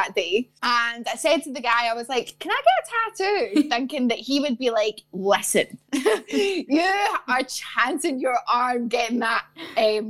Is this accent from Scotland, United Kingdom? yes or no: yes; Glasgow, Scotland, United Kingdom; moved away; also born or lived in London; growing up in Glasgow